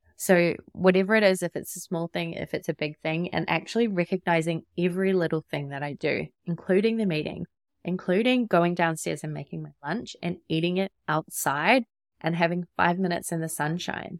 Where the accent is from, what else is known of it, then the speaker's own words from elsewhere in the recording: New Zealand; moved away as an adult; also born or lived in Sydney, Australia; now in Gold Coast, Australia; I'm not from Australia. I'm from New Zealand.